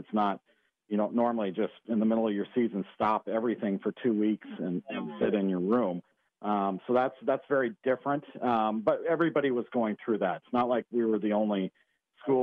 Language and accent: English; Western Montana, United States; also born or lived in North Dakota; now in San Diego, United States; I grew up in Western Montana